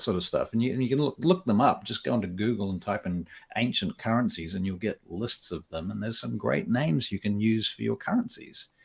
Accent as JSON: {"language": "English", "country": "Papua New Guinea", "tie": "born or raised there", "moved": "yes", "said": "I was born in Papua New Guinea, and I was raised largely over there"}